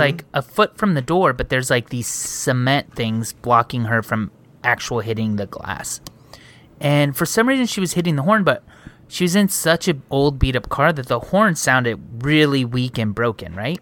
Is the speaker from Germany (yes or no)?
no; Montclair, California, United States; I was born in Montclair.